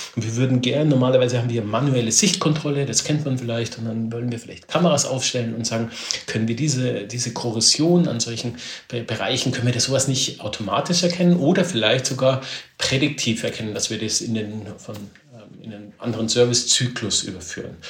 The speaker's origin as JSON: {"language": "German", "town": "Neuburg an der Donau", "region": "Bavaria", "country": "Germany", "said": "ich komme aus Neuburg hier in, in, Bayern raus"}